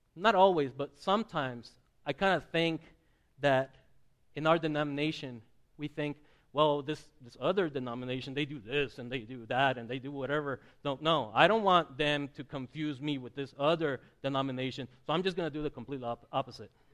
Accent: southern Mexico, Mexico; moved away; I grew up in the Presbyterian churches of southern Mexico

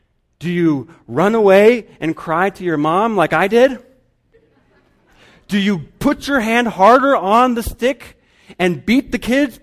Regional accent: Guatemala; I remember when I was growing up in Guatemala

